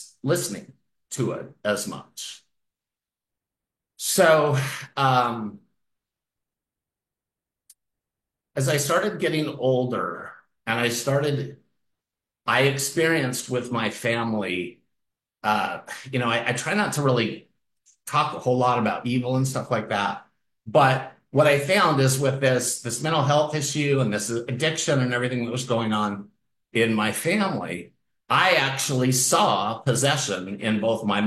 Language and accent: English; Salt Lake City, Utah, United States; moved away; also born or lived in Santa Barbara, California; I grew up in Salt Lake City